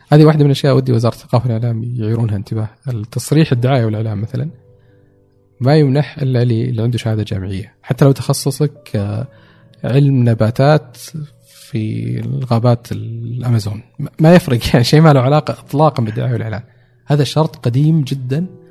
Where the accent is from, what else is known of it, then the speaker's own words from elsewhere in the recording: Saudi Arabia; also born or lived in Dubai; now in Riyadh, Saudi Arabia; اني سعودي